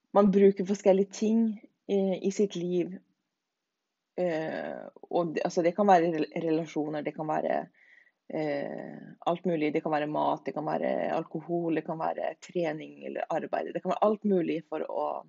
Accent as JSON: {"language": "Norwegian", "country": "Norway", "moved": "yes", "lives_now": "Denmark", "said": "Alle dansker vil jo si at jeg er norsk"}